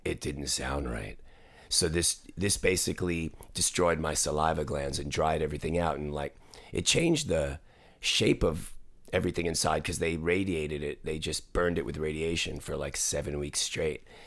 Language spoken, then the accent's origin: English; New York, United States; now in Los Angeles, United States; I grew up in New York in the seventies